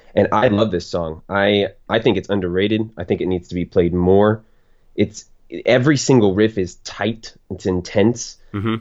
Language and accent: English; Florida, United States; I'm born and raised in Florida